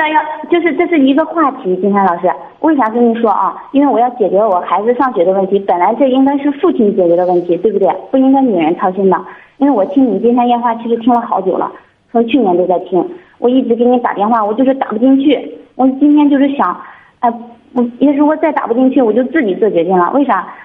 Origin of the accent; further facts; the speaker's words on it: Shandong, China; moved away; 我们都是山东的